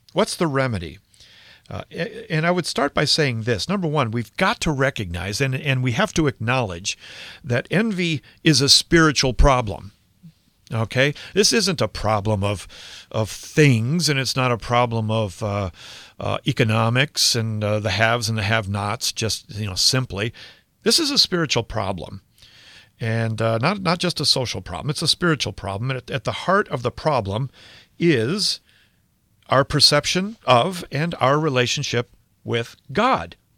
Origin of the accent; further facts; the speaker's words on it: United States; I'm an American. I live in America